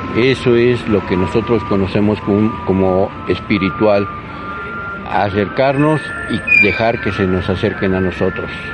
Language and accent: Spanish; Mexico; nuestra identidad como mexicanos